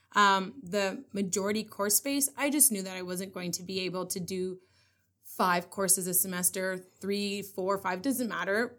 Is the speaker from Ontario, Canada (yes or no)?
yes; North Bay, Ontario, Canada; I am from North Bay